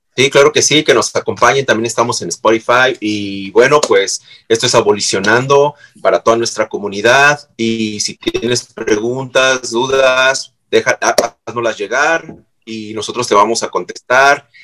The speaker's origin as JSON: {"language": "Spanish", "country": "Mexico", "said": "yo soy mexicano"}